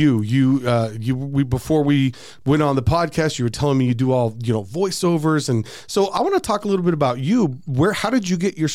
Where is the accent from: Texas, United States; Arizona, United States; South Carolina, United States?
Arizona, United States; I grew up in Arizona and did theater in high school